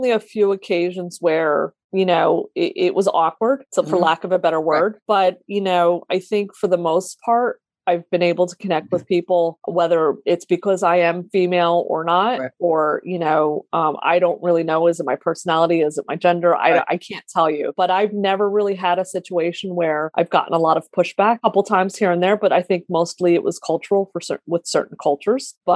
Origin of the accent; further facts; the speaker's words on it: United States; I was born in the US, but I have two siblings that were actually born in Lebanon.